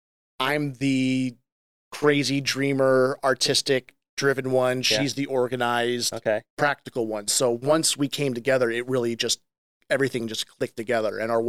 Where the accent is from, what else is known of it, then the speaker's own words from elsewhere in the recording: St. Louis, Missouri, United States; I grew up in the St. Louis area. I'm actually a fourth generation business owner in our town.